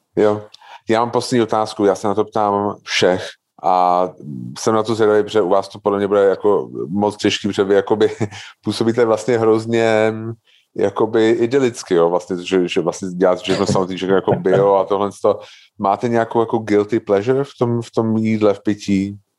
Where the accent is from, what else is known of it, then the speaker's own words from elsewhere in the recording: Prague, Czechia; já jsem jako fakt typický, jako, když to řeknu blbě, jako Pražák